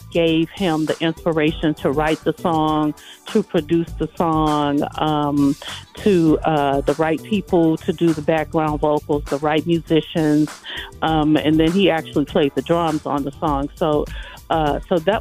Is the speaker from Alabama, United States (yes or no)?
no; Chicago, Illinois, United States; moved away as an adult; also born or lived in Nashville, Tennessee; born and raised in Chicago, and I relocated to Nashville